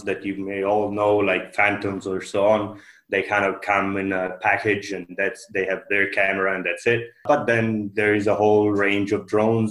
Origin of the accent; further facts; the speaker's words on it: Italy; moved away as an adult; also born or lived in Finland / Sweden; now in Norway; I come originally from Italy, but it's about 10 years that I've been based in Scandinavia